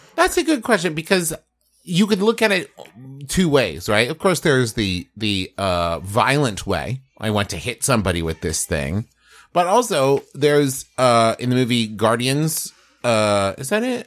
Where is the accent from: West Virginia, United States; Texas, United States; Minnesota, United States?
West Virginia, United States; moved away as an adult; also born or lived in Oklahoma; I grew up in West Virginia